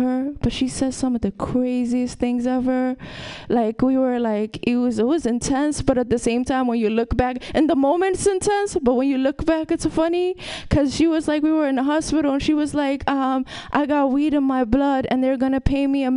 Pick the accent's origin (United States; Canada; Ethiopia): Ethiopia; moved away; I'm from Ethiopia